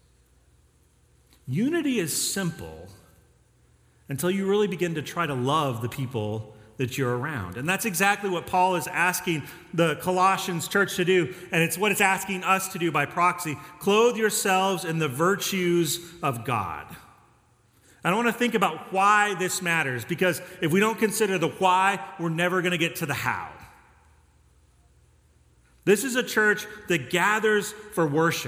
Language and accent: English; Denver, Colorado, United States; now in Texas, United States; I grew up in Colorado and Denver